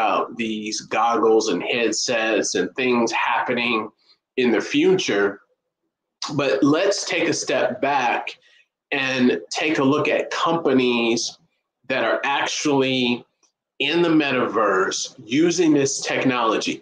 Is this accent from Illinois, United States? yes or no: yes; Chicago, Illinois, United States; I'm from Chicago